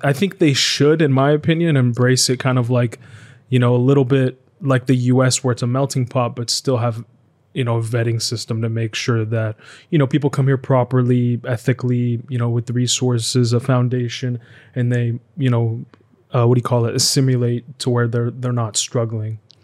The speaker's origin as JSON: {"language": "English", "country": "United States", "tie": "born or raised there", "said": "I grew up mainly in America"}